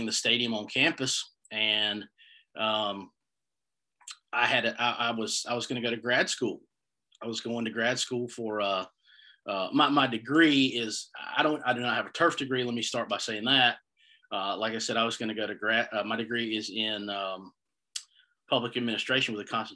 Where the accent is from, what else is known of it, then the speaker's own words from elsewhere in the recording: Greenville, North Carolina, United States; I'm from Greenville, North Carolina.